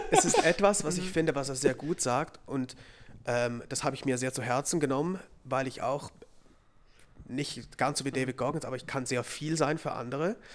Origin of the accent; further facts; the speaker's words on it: Zurich, Switzerland; moved away; Ich war jetzt auch schon dreimal zurück in Zürich